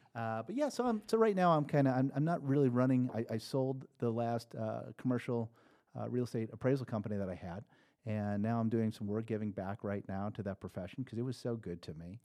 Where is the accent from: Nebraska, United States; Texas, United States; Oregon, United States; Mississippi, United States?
Nebraska, United States; moved away; I grew up in Nebraska.